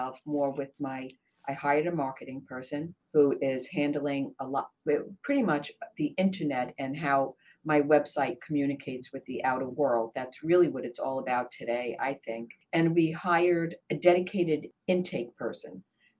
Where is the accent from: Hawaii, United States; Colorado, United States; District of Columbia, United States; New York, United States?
New York, United States; Brooklyn; now in Maryland, United States; Sure. I came here from Brooklyn, actually. I'm in Maryland.